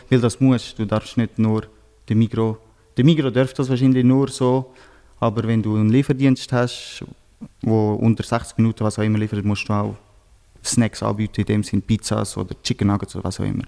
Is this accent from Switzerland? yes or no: yes; Switzerland; bei uns in Einzel, wo ich äh, herkomme